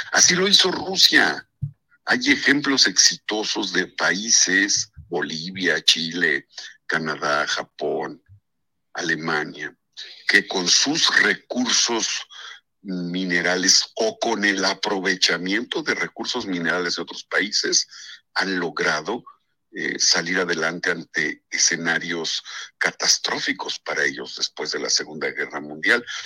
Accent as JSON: {"language": "Spanish", "region": "Puebla", "country": "Mexico", "said": "tú y yo somos poblanos"}